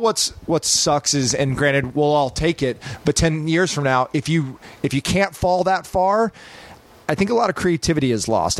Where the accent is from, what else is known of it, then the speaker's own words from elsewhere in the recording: Texas, United States; We grew up in Texas.